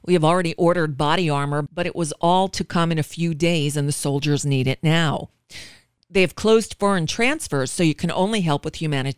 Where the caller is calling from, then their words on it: Florida, United States; I'm calling from the United States